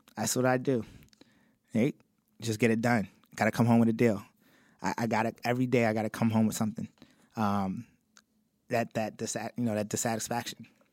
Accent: Baltimore, Maryland, United States; also born or lived in Cincinnati; I was from Baltimore also

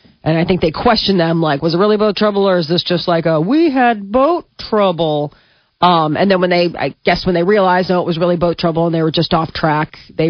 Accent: Nebraska, United States; also born or lived in East Coast; where are you from? You'd be like, Nebraska.

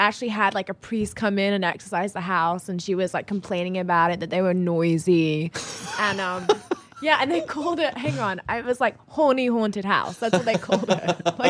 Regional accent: England, United Kingdom; also born or lived in Texas; I was born and raised in England. All my family are there. I am English. I moved to Texas for a year when I was 14 with my family

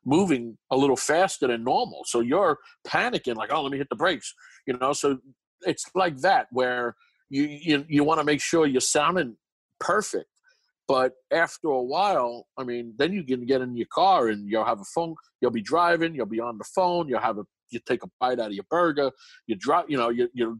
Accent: New York City, New York, United States; accent: Brooklyn; moved away as an adult; now in Los Angeles, United States; I'm from New York, born and raised in Brooklyn. So I got this heavy Brooklyn accent with a lisp

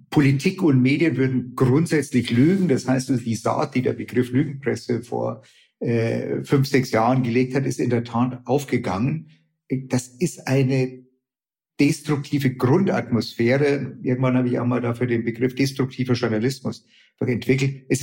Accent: Bavaria, Germany; jetzt hätte ich beinahe gesagt, ich komme aus Bayern aufmandeln

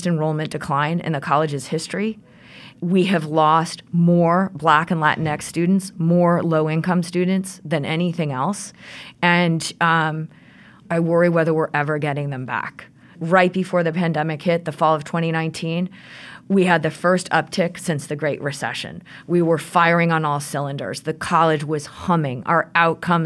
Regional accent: Midwest, United States; moved away as an adult; now in Rhode Island, United States; So I moved to Rhode Island 20 years ago. I'm a Midwesterner

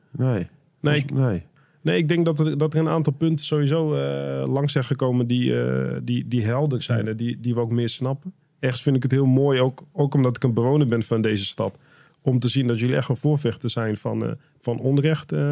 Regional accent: Groningen, Netherlands; Nee, ik ben een Groninger.

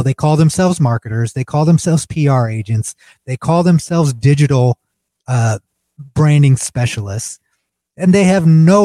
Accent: United States; as an American living in America

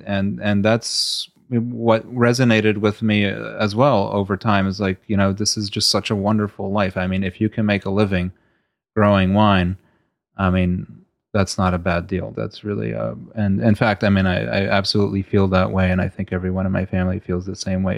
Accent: Stamford, Connecticut, United States; also born or lived in Bahrain / Kuwait; after my parents had moved to, uh, Stamford, Connecticut, where we all grew up

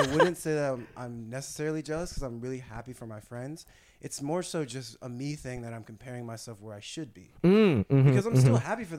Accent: San Gabriel Valley, California, United States; also born or lived in San Marino, California; I was raised in San Gabriel Valley in a Chinese and white community, but, you know, and with my Chinese side.

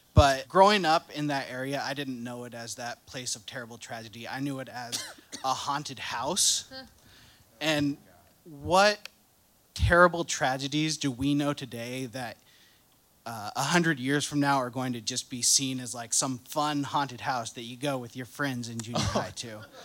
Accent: Louisville, Kentucky, United States; moved away; I'm originally from the Louisville, Kentucky area

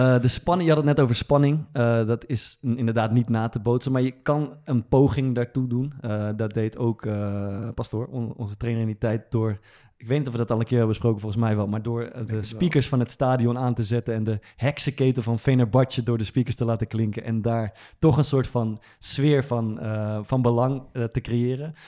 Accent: Amersfoort, Utrecht, Netherlands; is uit Amersfoort, dat is waar ik vandaan kom

